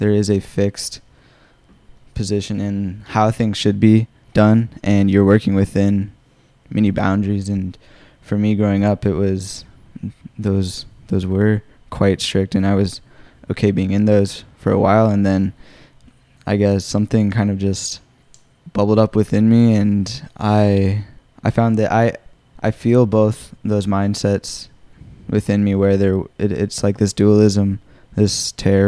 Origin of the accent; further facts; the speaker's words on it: Phoenix, Arizona, United States; also born or lived in Mesa, Arizona; I've lived here in Phoenix, Arizona my whole life. I was born in Mesa